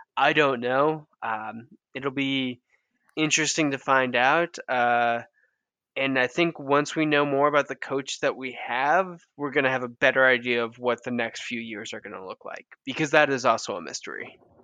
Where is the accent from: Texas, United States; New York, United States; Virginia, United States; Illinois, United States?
New York, United States; Western; I am from Western New York